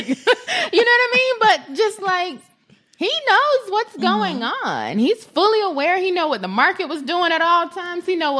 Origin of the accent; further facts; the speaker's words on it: Florida, United States; I am from South Florida.